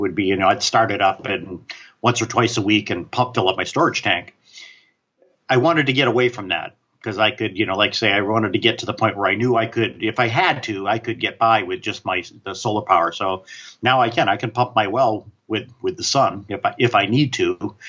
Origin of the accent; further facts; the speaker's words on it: New England, United States; I grew up in New England, and we used to have heating oil delivered, right?